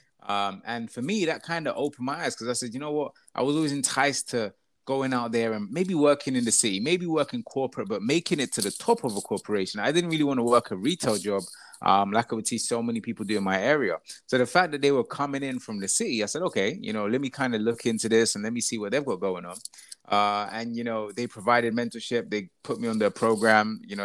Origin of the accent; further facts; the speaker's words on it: Croydon, London, United Kingdom; I grew up in Croydon. I was actually born in my house.